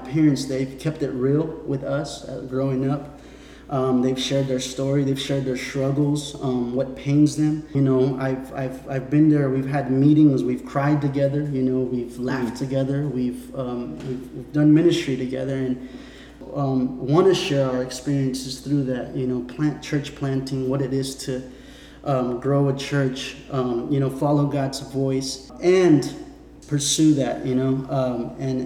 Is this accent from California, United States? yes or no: yes; California, United States; I come from California